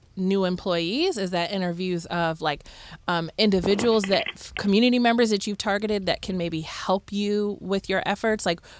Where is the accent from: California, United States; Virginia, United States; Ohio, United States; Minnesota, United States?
Ohio, United States; Cleveland; moved away as an adult; now in Toledo, United States; I moved to Toledo as an adult. I'm from the Cleveland area.